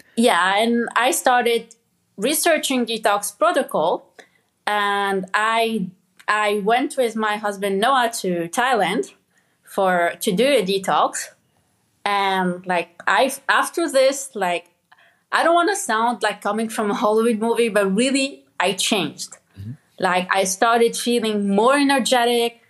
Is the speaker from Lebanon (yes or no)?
yes; Lebanon; moved away; I grew up in Lebanon and like I grew up in a village with my dad